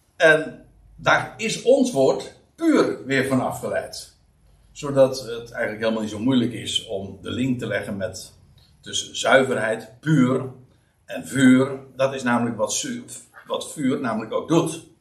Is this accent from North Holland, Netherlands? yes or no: yes; Aalsmeer, North Holland, Netherlands; Ik kom uit Aalsmeer en dat ligt vlakbij Uithoorn